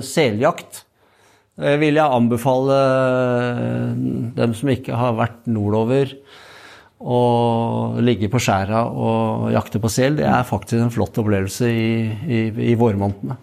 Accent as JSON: {"language": "Norwegian", "town": "Hobøl", "region": "Østfold", "country": "Norway", "tie": "born or raised there", "said": "Jeg er født i Indre Østfold, i ei lita bygd som heter Hobøl."}